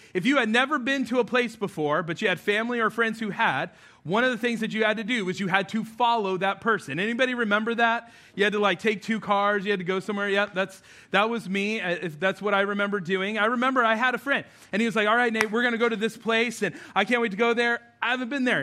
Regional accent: New Mexico, United States; moved away; I grew up out west in New Mexico

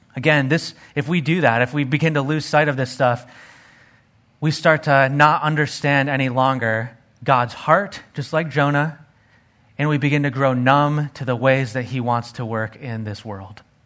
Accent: Arizona, United States; growing up in Arizona, hanging out and playing in the desert

